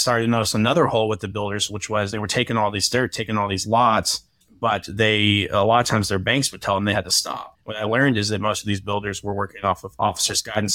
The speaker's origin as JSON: {"language": "English", "town": "Austin", "region": "Texas", "country": "United States", "tie": "born or raised there", "also_born_or_lived": "New York", "moved": "as an adult", "lives_now": "Nashville, United States", "said": "I grew up in Austin, Texas on a horse ranch."}